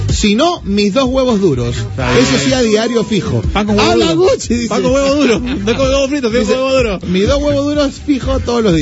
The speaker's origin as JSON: {"language": "Spanish", "country": "Peru", "said": "somos paneros los peruanos."}